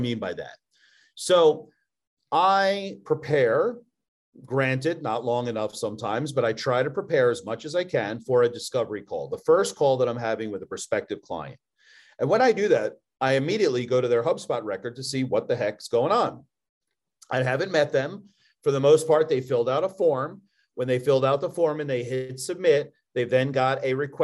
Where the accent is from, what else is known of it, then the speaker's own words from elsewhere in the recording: Philadelphia, Pennsylvania, United States; accent: Philly; now in Louisville, United States; My Philly accent can't be transcribed. It's too aggressive